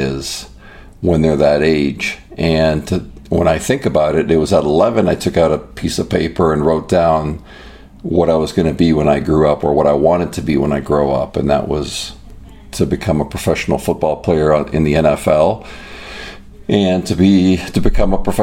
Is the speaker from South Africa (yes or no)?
no; Toronto, Ontario, Canada; now in United States; growing up in Canada